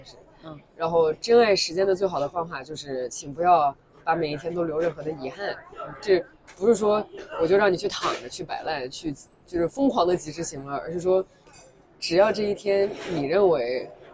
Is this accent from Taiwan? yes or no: no; China; 作为一个，一个中国人，一个亚洲人